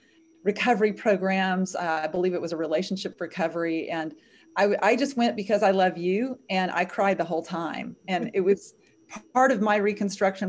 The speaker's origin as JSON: {"language": "English", "region": "Arkansas", "country": "United States", "tie": "born or raised there", "said": "I was raised in Arkansas, where I'm living right now, in a Southern Christian home"}